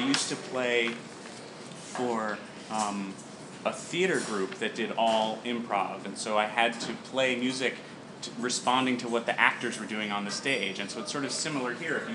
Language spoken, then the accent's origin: English; Georgia, United States; when I was growing up in Georgia